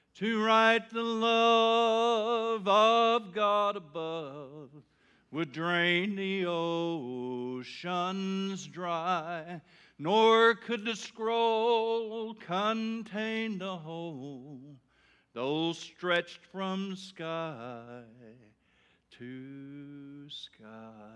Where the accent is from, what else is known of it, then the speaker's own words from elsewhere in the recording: Taylor, Arkansas, United States; Growing up in Taylor, Arkansas